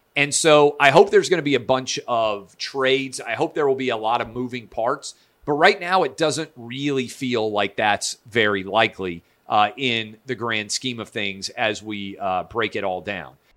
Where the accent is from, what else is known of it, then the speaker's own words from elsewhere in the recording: the South, United States; I'm a Southerner